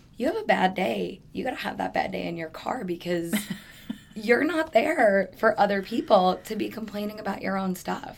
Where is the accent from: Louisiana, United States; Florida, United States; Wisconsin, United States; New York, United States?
New York, United States; moved away as an adult; now in Phoenix, United States; I'm originally from New York. I moved out to Phoenix almost 10 years ago now